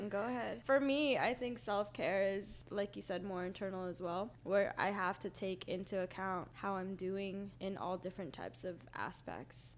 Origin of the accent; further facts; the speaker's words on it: Utah, United States; moved away as an adult; also born or lived in Philippines; now in Orlando, United States; I'm originally from the Philippines, but then I was raised in Utah